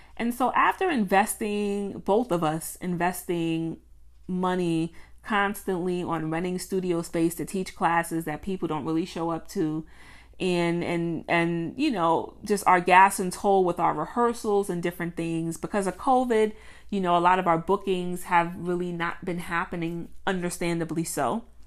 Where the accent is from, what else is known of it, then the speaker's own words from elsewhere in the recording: Mount Vernon, New York, United States; shout out to Mount Vernon, my hometown